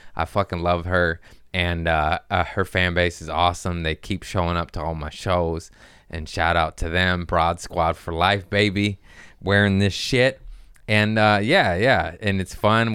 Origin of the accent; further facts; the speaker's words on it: Torrance, California, United States; I grew up in Torrance